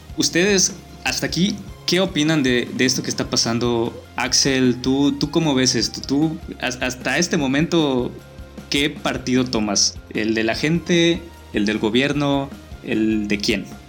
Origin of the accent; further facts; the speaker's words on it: Yucatán, Mexico; yo como yucateco